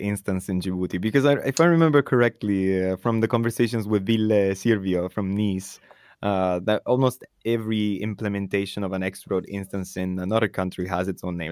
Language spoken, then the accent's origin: English; Italy; moved away; my home country, for example, Italy